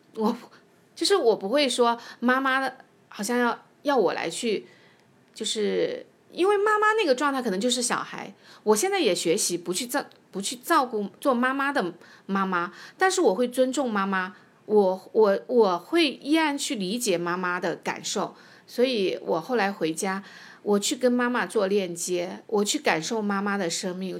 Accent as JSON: {"language": "Chinese", "town": "Nanchang", "region": "Jiangxi", "country": "China", "also_born_or_lived": "Hefei, Anhui", "moved": "yes", "said": "因为我是南昌人，江西人，但是合肥是我的第二故乡，在那里我生活了有二十年，在那里，呃，就是安家立业，然后生子生女"}